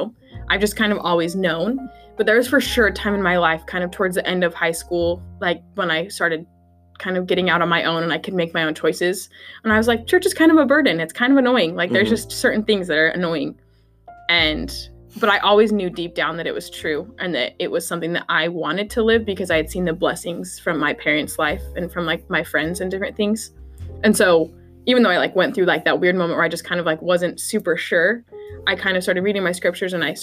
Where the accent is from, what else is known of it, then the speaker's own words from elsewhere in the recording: Salt Lake City, Utah, United States; moved away as an adult; I'm from Salt Lake City, Utah